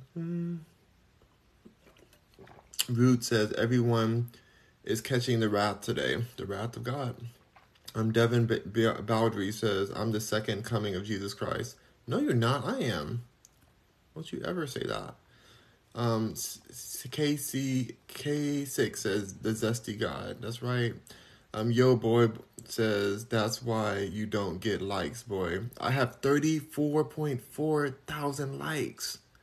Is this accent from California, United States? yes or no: yes; Los Angeles, California, United States; where are you from? Los Angeles